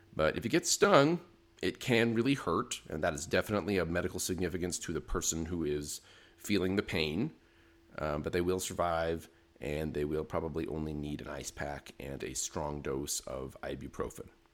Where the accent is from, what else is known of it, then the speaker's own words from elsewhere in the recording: Utah, United States; moved away as an adult; also born or lived in Arizona; now in New Mexico, United States; I grew up in Utah